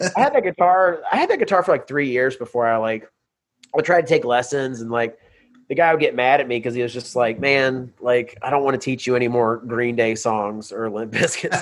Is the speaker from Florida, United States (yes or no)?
no; Birmingham, Alabama, United States; also born or lived in Nashville, Tennessee; now in Los Angeles, United States; I was raised in Birmingham